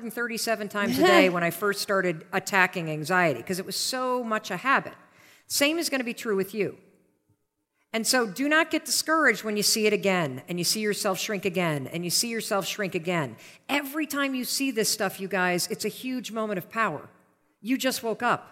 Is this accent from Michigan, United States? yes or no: yes; Western Michigan, United States; I grew up in Western Michigan